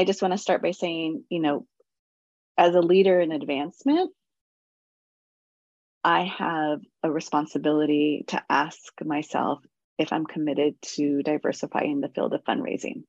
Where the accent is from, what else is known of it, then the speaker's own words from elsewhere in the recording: San Francisco, California, United States; I grew up in the Mission